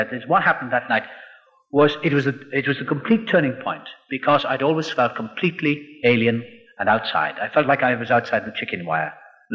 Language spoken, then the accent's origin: English; Wales, United Kingdom; also born or lived in Los Angeles, California; now in England; I was born across the water in Wales. I'm Welsh